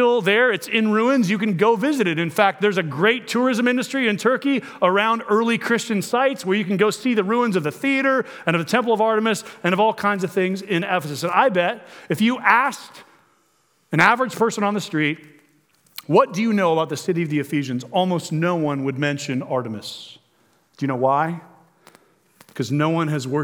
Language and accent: English; Omaha, Nebraska, United States